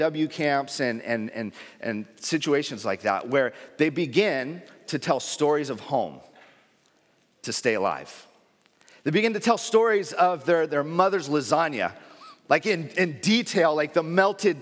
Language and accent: English; San Diego, California, United States; I grew up in San Diego